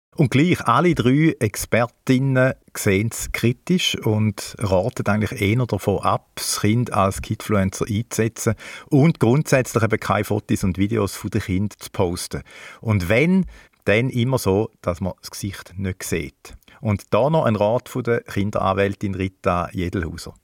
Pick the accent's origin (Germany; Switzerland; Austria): Switzerland; bei uns in der Schweiz